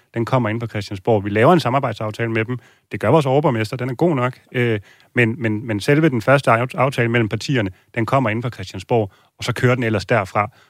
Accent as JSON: {"language": "Danish", "town": "Copenhagen", "region": "Capital Region of Denmark", "country": "Denmark", "said": "vi som københavnere"}